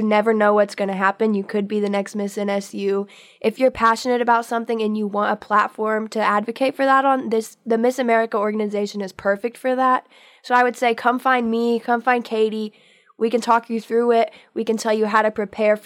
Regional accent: Westville, Oklahoma, United States; I'm originally from Westville, Oklahoma

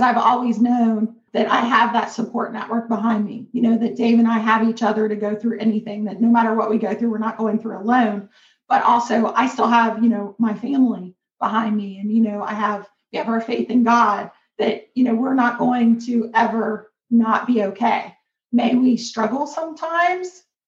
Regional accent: Kentucky, United States; I'm from Kentucky, a very small town in Kentucky, um, a rural community. Like I grew up

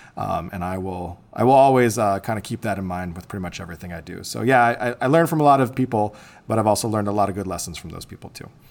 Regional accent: Bourbonnais, Illinois, United States; I was born and raised in Bourbonnais, Illinois. It's just about an hour south of Chicago

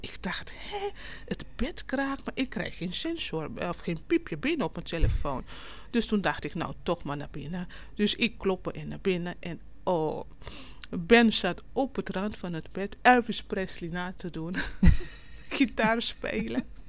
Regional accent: Curaçao; moved away as an adult; now in Netherlands; Ik kom oorspronkelijk uit Curaçao

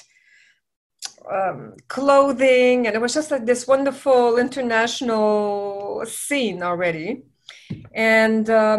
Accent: Montreal, Quebec, Canada; moved away as an adult; now in Los Angeles, United States; I'm originally from Montreal. I'm from Quebec. And so when I moved to the United States

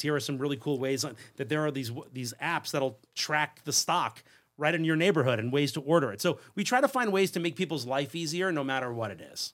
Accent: Long Island, New York, United States; I grew up on Long Island, so regular suburban kid.

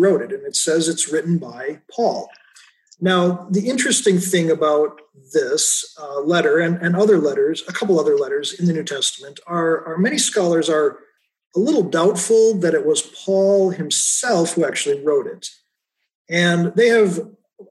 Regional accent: United States; also born or lived in Williamsburg, Iowa; as an American

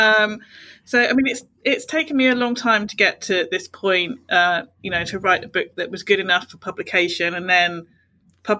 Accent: Bournemouth, South West England, United Kingdom; now in Portsmouth, United Kingdom; I'm originally from Bournemouth, but now I live in Portsmouth, so I'm, you know, a lifelong seaside girl.

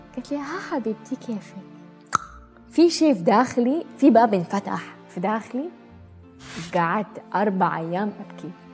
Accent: Jeddah, Makkah Province, Saudi Arabia; moved away; also born or lived in United Arab Emirates; من السعودية من جدة من حي الروضة تربيت

